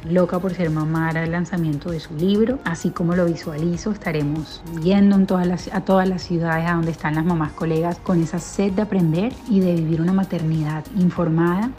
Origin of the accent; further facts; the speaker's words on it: Colombia; now in United States; Colombia, mi país natal